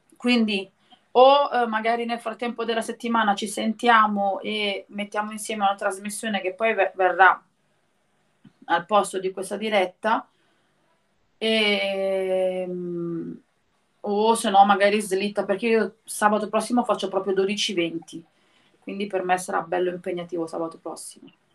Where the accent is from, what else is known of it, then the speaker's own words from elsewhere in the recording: Milan, Lombardy, Italy; io sono di Milano